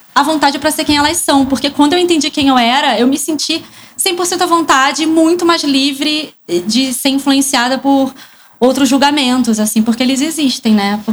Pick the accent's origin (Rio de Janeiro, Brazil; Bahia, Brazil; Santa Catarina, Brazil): Rio de Janeiro, Brazil; eu não sou de São Paulo, eu sou do Rio